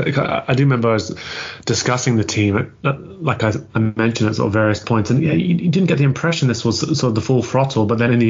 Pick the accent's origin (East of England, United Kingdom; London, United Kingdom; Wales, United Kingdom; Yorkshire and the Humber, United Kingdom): London, United Kingdom; I grew up in North London